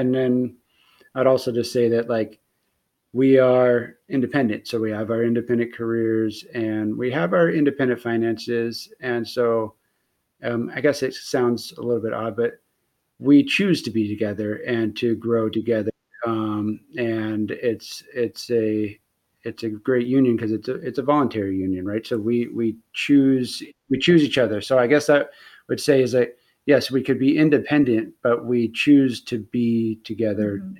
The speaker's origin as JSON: {"language": "English", "area": "near Bakersfield", "region": "California", "country": "United States", "tie": "born or raised there", "said": "it is really close to my hometown. It was only like it's like an hour drive away from where I grew up"}